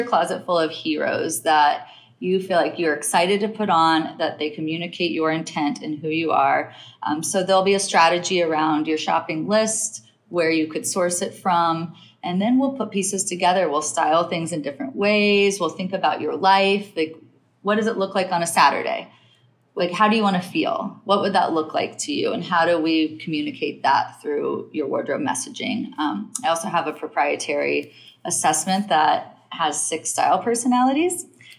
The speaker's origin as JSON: {"language": "English", "region": "Midwest", "country": "United States", "lives_now": "New York, United States", "said": "I'm like, but I'm still a Midwest girl, but I'm still a New Yorker."}